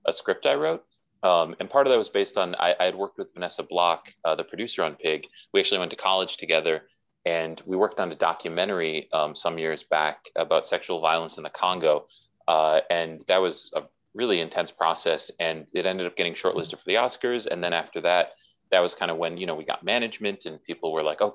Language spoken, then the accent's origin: English; Milwaukee, Wisconsin, United States; I was raised in Milwaukee, Wisconsin